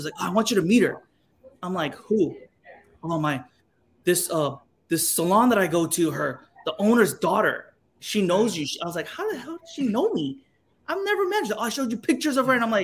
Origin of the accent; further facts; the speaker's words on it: Texas, United States; now in Hawaii, United States; I was raised in Texas, so I'm not really even Korean.